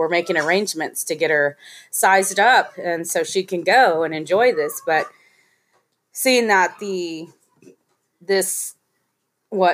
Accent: Central Coast, California, United States; Been on the Central Coast since junior high years

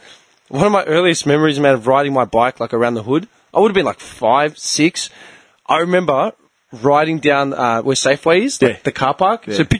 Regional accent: Clayton, Victoria, Australia; also born or lived in Noble Park; I grew up in Clayton. Like, my first memories are Noble. Clayton.

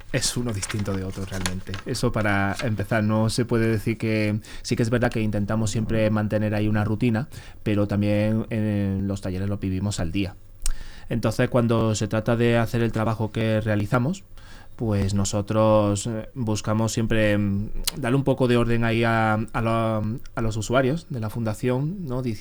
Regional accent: Córdoba, Andalusia, Spain; pues Estarías Salvador pensando en el Arcángel de, Córdoba, de mi tierra.

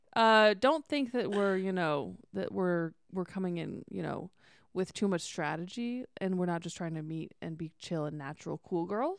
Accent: Columbus, Ohio, United States; now in Los Angeles, United States; I was in Columbus, my hometown

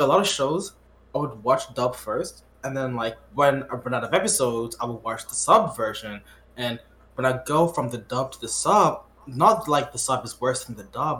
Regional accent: Quebec, Canada; I was born in Quebec

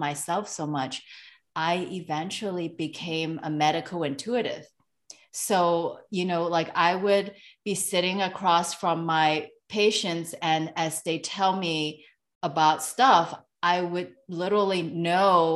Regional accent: Hong Kong; moved away; I am from Hong Kong originally, so I'm an Asian immigrant.

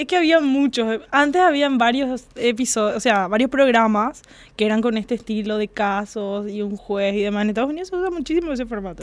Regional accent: Fernando de la Mora, Central, Paraguay; yo soy Fernando de la Mora

